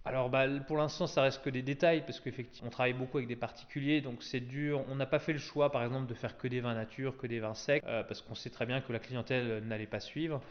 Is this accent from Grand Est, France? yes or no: yes; Traenheim, Grand Est, France; je suis né à Trenheim